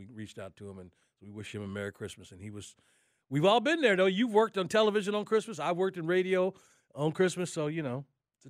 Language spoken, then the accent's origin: English; Atlanta, Georgia, United States; I said, we came up here from Atlanta.